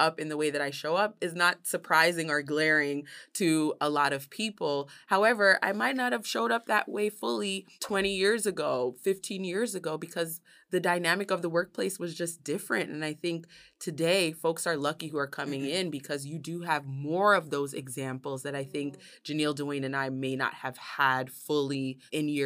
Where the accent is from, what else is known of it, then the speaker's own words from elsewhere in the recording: New York City, New York, United States; growing up in New York City and being the first American in my family